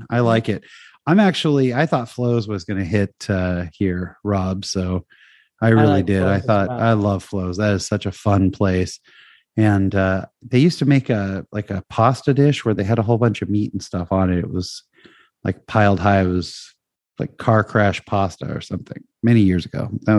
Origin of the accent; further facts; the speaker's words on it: California, United States; And I grew up in Northern California, up in the Bay Area, eating San Francisco, basically clam chowder in a bread bowl.